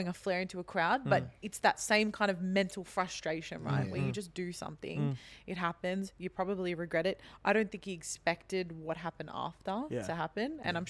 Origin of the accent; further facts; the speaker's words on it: Sydney, New South Wales, Australia; I'm from Sydney.